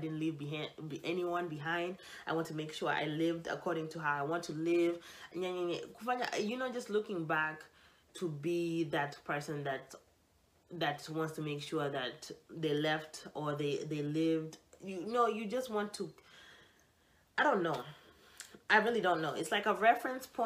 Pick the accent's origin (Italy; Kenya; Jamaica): Kenya; I'm Kenyan